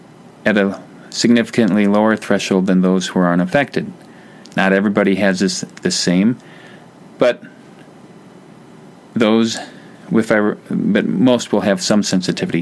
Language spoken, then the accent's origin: English; Wisconsin, United States; I'm from Wisconsin